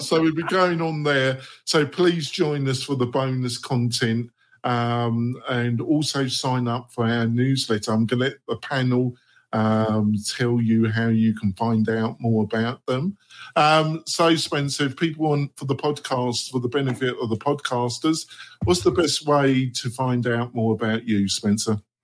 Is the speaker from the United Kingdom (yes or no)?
yes; England, United Kingdom; moved away as an adult; now in United States; I'm English for and also I'm American. You know, I've been living in America for 15 years